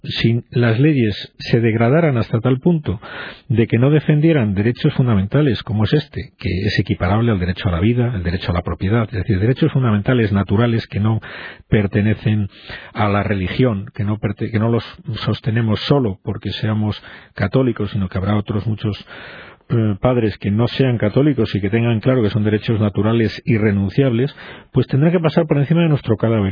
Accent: Spain; somos así los españoles

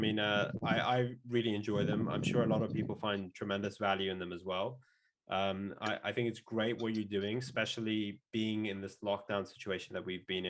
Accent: Dubai, United Arab Emirates; now in United Kingdom; Yeah, I mean, so growing up in Dubai, and that's the place I've lived the most in my life. Although I think the UK officially, as of last year, makes this place the most I've ever lived. But I'll always consider Dubai home.

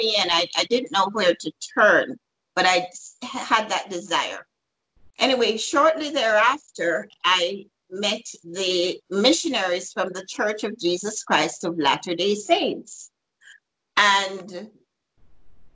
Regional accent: Jamaica; moved away as an adult; also born or lived in New York; I'm from Jamaica originally and had moved to New York

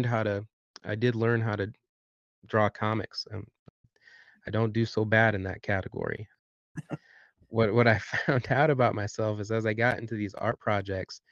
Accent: Southwest Michigan, United States; moved away as an adult; now in Bloomington, United States; I grew up in Southwest Michigan.

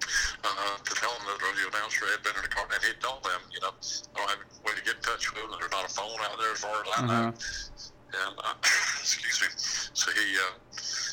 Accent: Palatka, Florida, United States; I am from Palatka, Florida, born and raised in Palatka

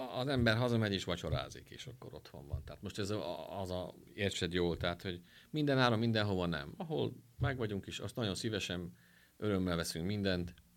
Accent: Miskolc, Borsod-Abaúj-Zemplén, Hungary; mi miskolciak vagyunk

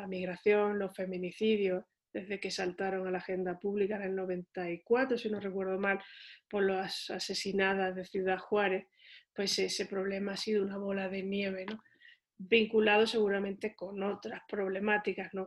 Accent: Seville, Andalusia, Spain; moved away as an adult; now in Mexico; soy de Sevilla, es una ciudad ubicada al sur de España.

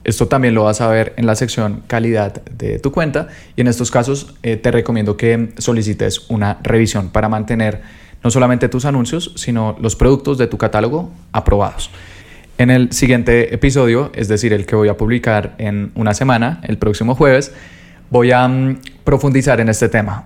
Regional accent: Colombia; yo soy de Colombia

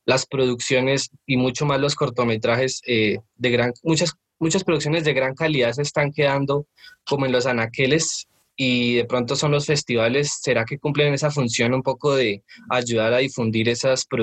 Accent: Medellín, Antioquia, Colombia; moved away; also born or lived in Bogotá; Pues yo soy de Medellín

